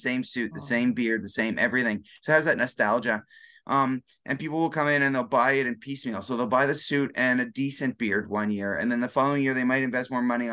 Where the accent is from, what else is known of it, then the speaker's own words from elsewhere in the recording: Canada; we're both Canadian